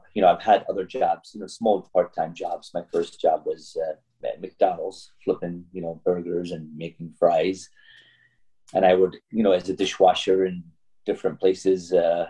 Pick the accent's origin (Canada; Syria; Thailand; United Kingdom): Syria; English is a second language; also born or lived in Kuwait; now in United States; I was born actually in Kuwait before I came, but I'm Syrian by nationality. I came to the U.S. back in 1982 is when I moved to this area.